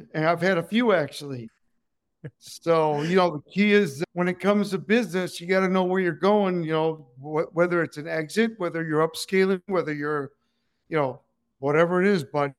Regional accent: Cuba; English is a second language; moved away; also born or lived in Joliet, Illinois / Southern California; I was born in Cuba, and we escaped.

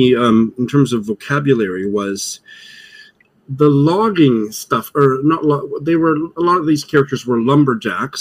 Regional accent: Saskatchewan, Canada; I'm from Saskatchewan

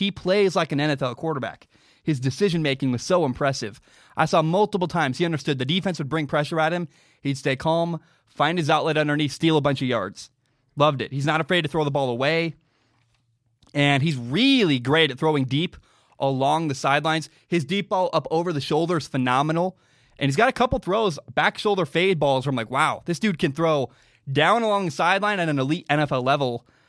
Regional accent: Washington, United States; My home state of Washington just announced that we're going to be stuck inside for at least another 31 days

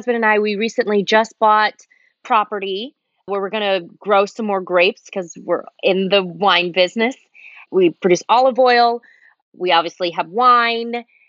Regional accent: Los Angeles, California, United States; also born or lived in Germany; now in Northern California, United States; living in Los Angeles, I pretty much grew up there. I was born in Germany, but lived most of my life. I moved there when I was 11, and I just moved away from Los Angeles about 3 years ago.

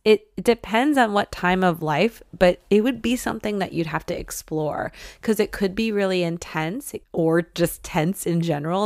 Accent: Detroit, Michigan, United States; moved away; I love Detroit, I love Michigan

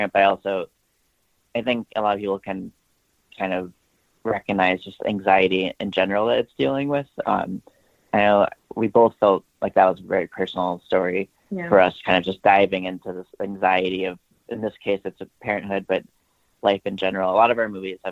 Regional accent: Vermont, United States; also born or lived in Boston; we are from Vermont. We love making films in Vermont.

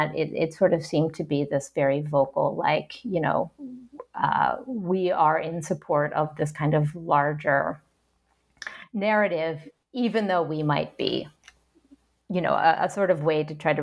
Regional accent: Ohio, United States; also born or lived in New York / Kolkata, India; now in Great Barrington, United States; I'm American, I'm white, I'm from Ohio

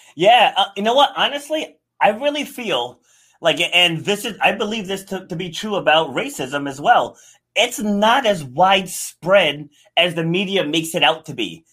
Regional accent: Rhode Island, United States; also born or lived in New York City; I was born in New York City, but then uh, my parents moved moved us out of the city, and we li- I grew up in rural Rhode Island

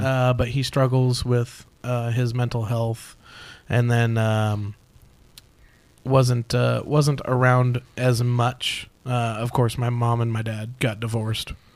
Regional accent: Phoenix, Arizona, United States; I was born right here in Phoenix.

